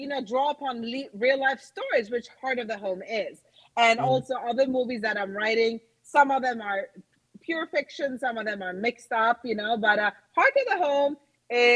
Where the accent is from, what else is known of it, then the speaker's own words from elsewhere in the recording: Norway; also born or lived in New York; now in Los Angeles, United States; I'm originally from Norway. I dabbled in theater and acting as a child, and I studied in New York